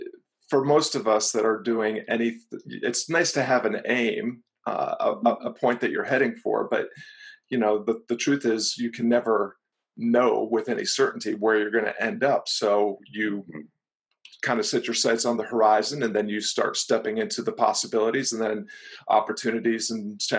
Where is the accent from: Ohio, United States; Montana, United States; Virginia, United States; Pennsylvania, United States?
Virginia, United States; Floyd; my hometown of Floyd, Virginia